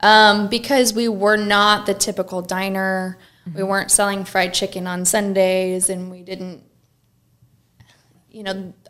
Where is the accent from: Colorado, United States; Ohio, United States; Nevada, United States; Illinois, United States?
Illinois, United States; McLeansboro; I'm from McLeansboro